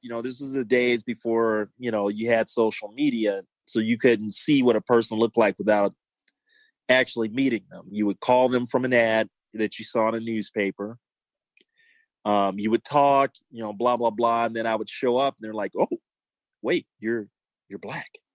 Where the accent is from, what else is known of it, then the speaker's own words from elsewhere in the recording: Los Angeles, California, United States; I grew up in South Central LA and I saw a lot growing up there